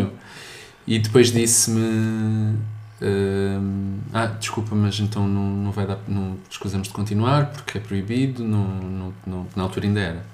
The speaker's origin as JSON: {"language": "Portuguese", "region": "suburbs of Lisbon", "country": "Portugal", "said": "Eu sou dos subúrbios de Lisboa também"}